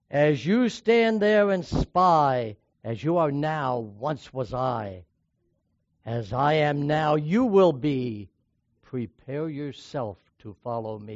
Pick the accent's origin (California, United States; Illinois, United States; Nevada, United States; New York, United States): New York, United States; When I was growing up in New York State